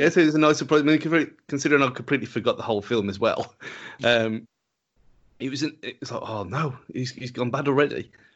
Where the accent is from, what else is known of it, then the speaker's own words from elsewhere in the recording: England, United Kingdom; because we are English